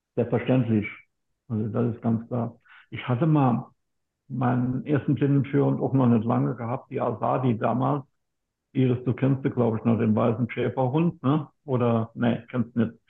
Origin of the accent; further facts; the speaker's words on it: Lahnstein, Rhineland-Palatinate, Germany; Ich komme aus Lahnstein, das liegt in Rheinland-Pfalz.